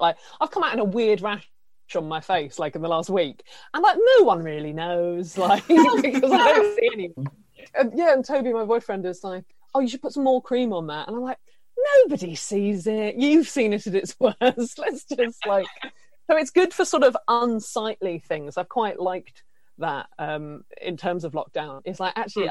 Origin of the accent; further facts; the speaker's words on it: Isle of Wight, South East England, United Kingdom; moved away as an adult; now in London, United Kingdom; I'm from the Isle of Wight and I moved to London about four years ago